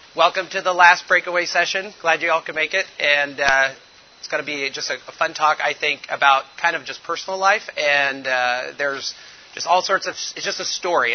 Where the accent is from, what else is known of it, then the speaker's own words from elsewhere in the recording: Indianapolis, Indiana, United States; moved away as an adult; now in Togo; I'm from Indianapolis originally, so you know we're motor car racing